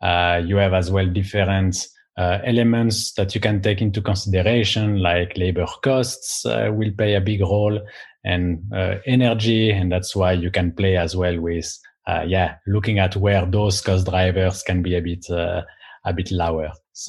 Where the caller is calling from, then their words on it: Amsterdam, North Holland, Netherlands; So I'm calling from Amsterdam in the Netherlands.